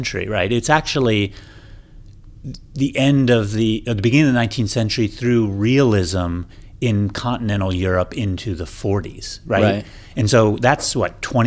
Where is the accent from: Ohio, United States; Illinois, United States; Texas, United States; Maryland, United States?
Ohio, United States; Akron; I'm literally from Akron, Ohio.